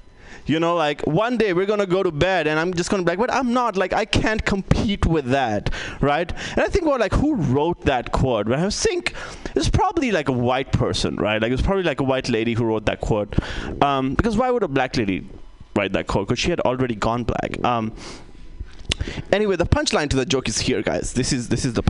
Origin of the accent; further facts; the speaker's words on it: India; moved away; I come from India. I lived in India.